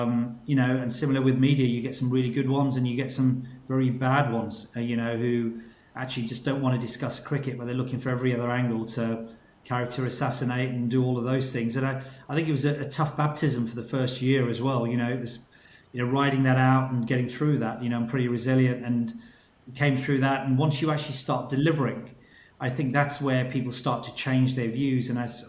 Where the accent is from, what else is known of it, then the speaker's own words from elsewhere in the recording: United Kingdom; born there; I was seen as a British-born Pakistani rather than a, you know, from coming from within.